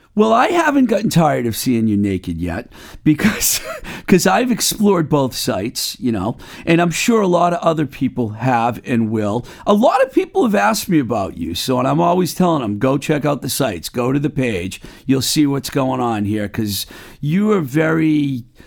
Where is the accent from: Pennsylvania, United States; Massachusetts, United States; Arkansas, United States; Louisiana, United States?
Massachusetts, United States; Webster; the Book Lovers Gourmet in my hometown of Webster, Mass